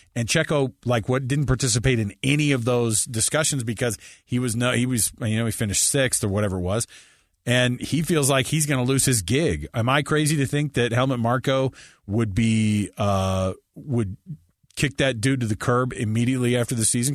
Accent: United States; we're American

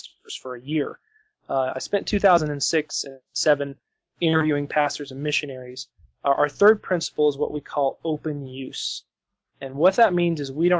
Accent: Denver, Colorado, United States; I was born in Denver, Colorado. I was the last of four kids. I was raised in a Christian home

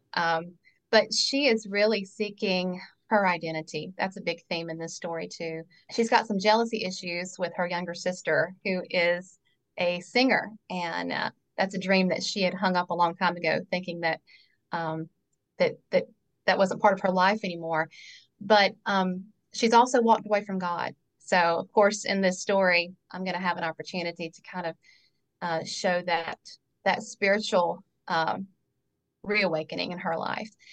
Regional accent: North Carolina, United States; born and raised in North Carolina.

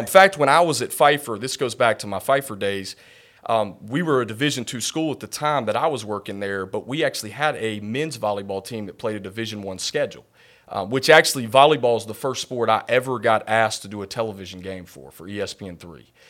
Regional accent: North Carolina, United States; growing up in North Carolina

